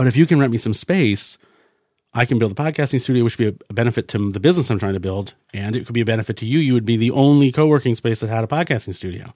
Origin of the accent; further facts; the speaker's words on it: Sugar Hill, New Hampshire, United States; also born or lived in Concord, New Hampshire; I was born in Concord, New Hampshire. I lived in a little town called Sugar Hill, which I think to this day has about eight hundred people in it